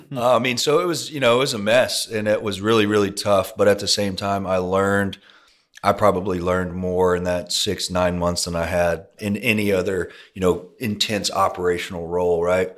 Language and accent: English; Longview, Texas, United States; now in Houston, United States; I grew up in East Texas